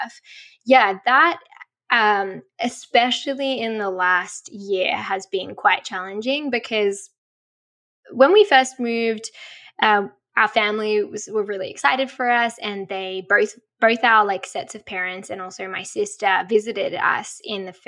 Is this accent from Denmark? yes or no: no; Australia; accent: Australian; moved away as an adult; also born or lived in Colorado, United States; now in Seattle, United States; growing up in Australia